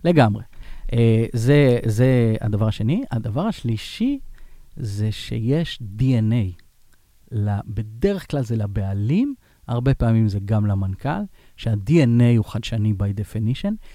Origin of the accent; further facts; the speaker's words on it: Israel; אנחנו, אנחנו כישראלים